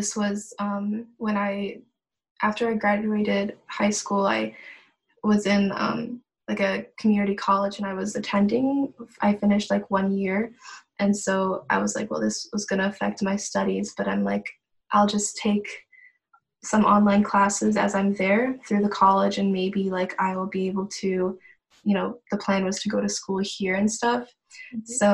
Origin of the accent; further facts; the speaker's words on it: Ohio, United States; moved away as an adult; now in Germany; I'm born and raised in Ohio in America